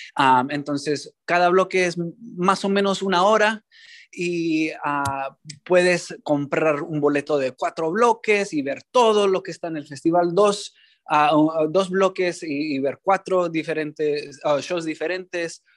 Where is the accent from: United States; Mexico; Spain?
United States; San Francisco, California; also born or lived in New York; crecimos aquí en San Francisco, los dos nacidos aquí